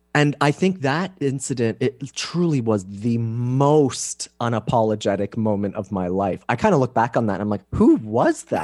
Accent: Canada; moved away as an adult; now in San Diego, United States; I'm Canadian

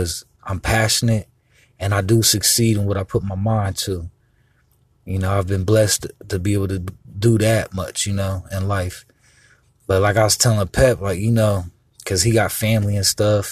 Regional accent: Columbus, Ohio, United States; also born or lived in Miami, Florida; Columbus, Ohio. And even though I was born in Miami, Florida, I was raised here

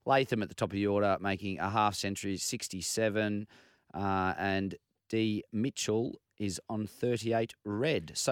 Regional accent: Scotland, United Kingdom; Yeah. As a Scotsman.

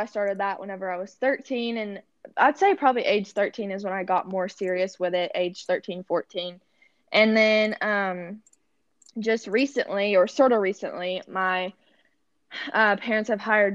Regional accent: Stanton, Kentucky, United States; now in Oklahoma, United States; I had my first performance in Stanton, Kentucky. That's where I'm from

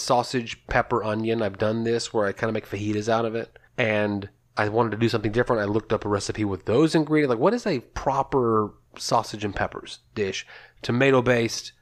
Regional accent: Texas, United States; we're from Texas

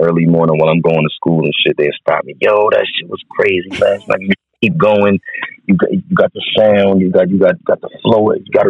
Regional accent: New York City, New York, United States; also born or lived in Brooklyn, New York; now in Virginia, United States; I'm from Baisley Project, South Jamaica, Queens

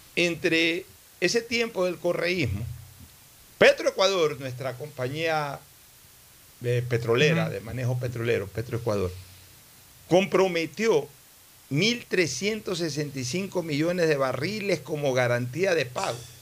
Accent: Ecuador; hablo como ecuatoriano

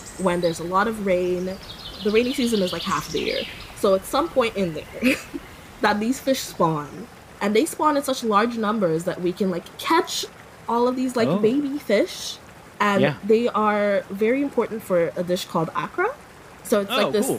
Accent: Portsmouth, Saint John Parish, Dominica; moved away as an adult; now in San Francisco, United States; My hometown is Portsmouth, and it's near a national park.

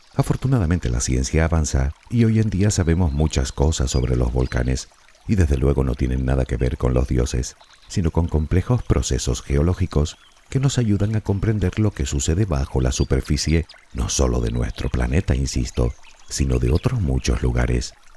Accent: Canary Islands, Spain; Por si aún no lo sabes, soy de las Islas Canarias.

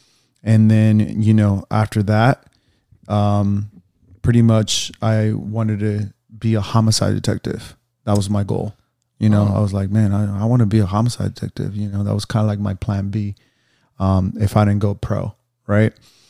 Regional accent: Phoenix, Arizona, United States; now in Los Angeles, United States; I'm a personal trainer, and I'm from Phoenix, Arizona.

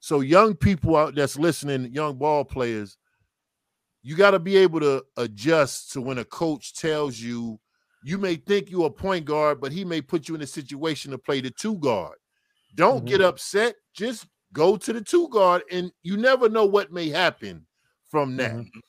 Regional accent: New Jersey, United States; I was from New Jersey. You know, like I said, my mother and father wasn't there. I was living with an aunt, uncle.

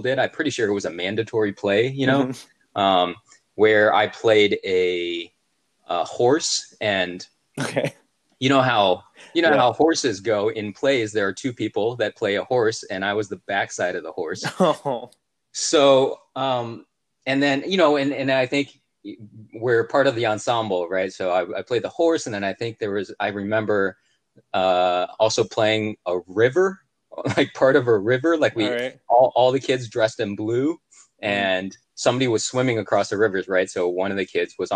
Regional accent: Cleveland, Ohio, United States; moved away as an adult; also born or lived in Michigan; now in Atlanta, United States; I grew up in Cleveland, Ohio, went to college in Michigan

